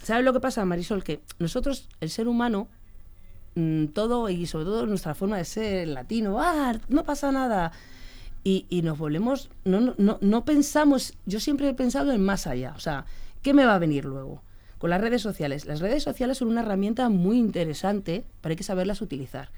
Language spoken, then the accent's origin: Spanish; Leganés, Community of Madrid, Spain; Vivimos en Leganes, que es mi pueblo. Es mi pueblo